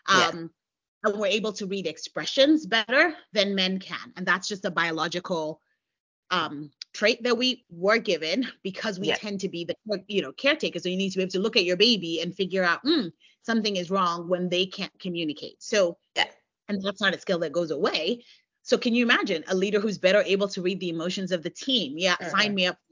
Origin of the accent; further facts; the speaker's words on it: United States; I'm American. I live in the U.S.